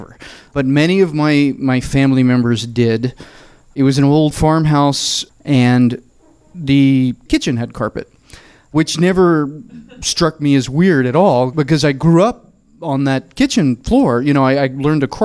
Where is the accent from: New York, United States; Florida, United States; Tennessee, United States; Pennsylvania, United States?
Tennessee, United States; Murfreesboro; now in Los Angeles, United States; I am from the South. My family is very Southern, and we're from a small town called Murfreesboro, which is 30 miles south of Nashville.